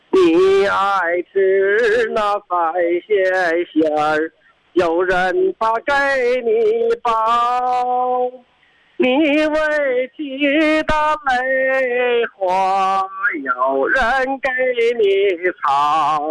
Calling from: Shuangcheng, Heilongjiang, China; 哦，我是来自双城地区，

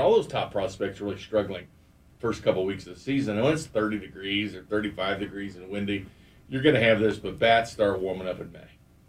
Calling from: Kansas City, Missouri, United States; I'm calling from Kansas City

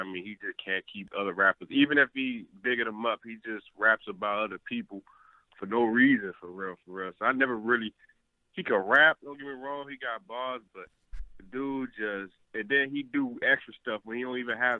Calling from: Dallas, Texas, United States; I'm calling from Dallas

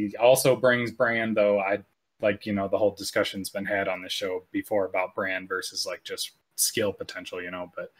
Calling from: Laramie, Wyoming, United States; Laramie, Wyoming.

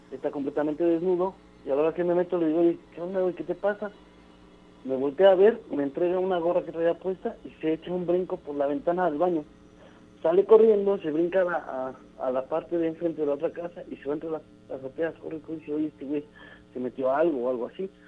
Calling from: Aguascalientes, Mexico; Yo desde Aguascalientes.

